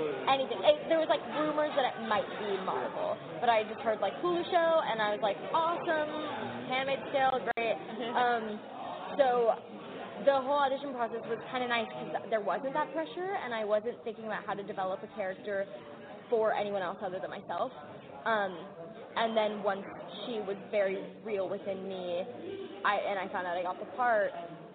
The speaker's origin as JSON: {"language": "English", "town": "Toronto", "region": "Ontario", "country": "Canada", "said": "I am from Toronto, so I got hired as a local in Toronto"}